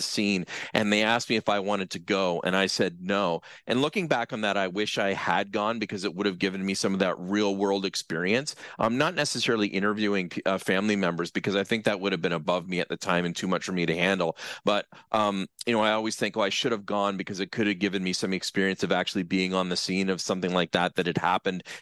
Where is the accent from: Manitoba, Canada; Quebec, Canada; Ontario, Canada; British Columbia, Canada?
Ontario, Canada; Brantford; I'm originally from Brantford. So I figured, okay, let's do the internship in the town where I grew up